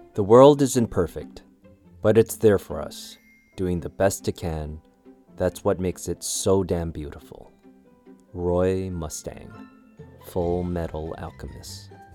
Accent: Canada; I used to get made fun of for watching anime growing up in Canada

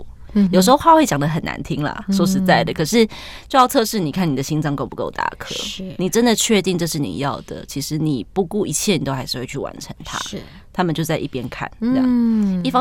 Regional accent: Taiwan; 他就什么？我是台湾人，很有趣。

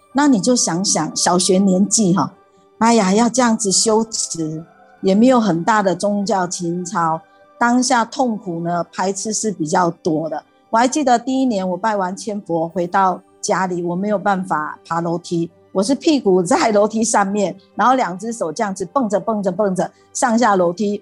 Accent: Gangshan, Kaohsiung, Taiwan; 我幼稚园就开始读仙斋，呃，冈山讲堂的前身，就是冈山念佛会，由佛堂所创办的这个幼稚园

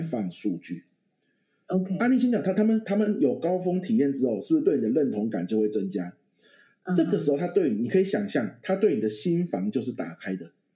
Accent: Pingtung County, Taiwan; moved away; 我们嗯老家在屏东嘛，晚上很多蚊子的乡下地方

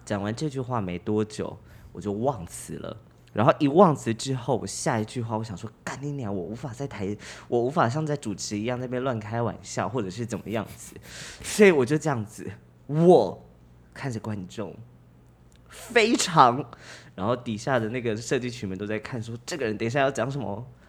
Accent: Kaohsiung, Taiwan; 他在知道我高雄人，他知道我在住在高雄之后

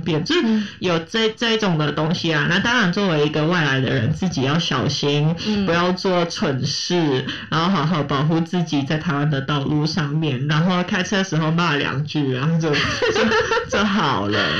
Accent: Hong Kong; moved away as an adult; now in Taipei, Taiwan; 我是一个香港人

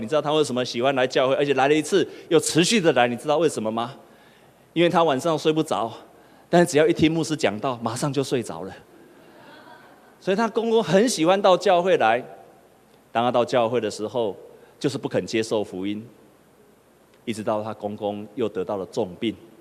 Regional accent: Taipei, Taiwan; moved away as an adult; also born or lived in Penghu; 我是正港的台北囡仔，我是土生土长的台北，我家住在长安东路的那一端

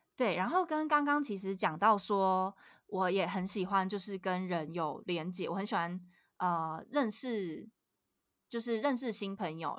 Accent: Kaohsiung, Taiwan; now in Puli, Taiwan; 像我在高雄，我是高雄人，然后我现在住是。在埔里

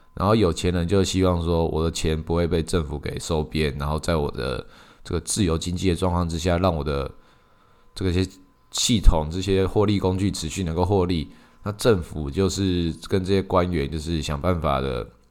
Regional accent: Taiwan; 以我们台湾来讲，以我们台湾人来讲

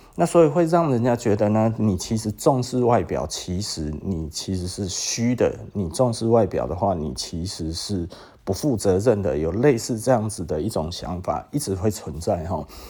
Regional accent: Taiwan; 因为我就是台湾人啊

